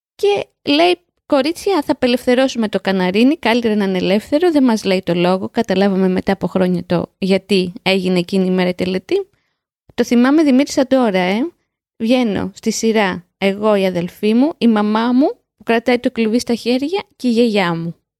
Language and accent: Greek; Piraeus, Attica, Greece; Στο σπίτι μεγαλώσαμε, στον Πειραιά.